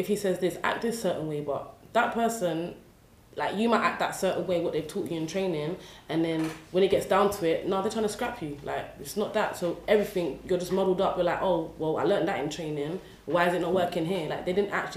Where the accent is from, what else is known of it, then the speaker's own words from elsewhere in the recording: London, United Kingdom; I'm originally from Newham. I grew up in Beckton